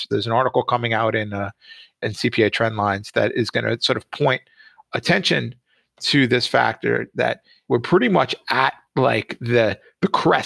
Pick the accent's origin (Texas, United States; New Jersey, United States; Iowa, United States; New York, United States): New Jersey, United States; Jersey Shore; I grew up on the Jersey Shore here in the States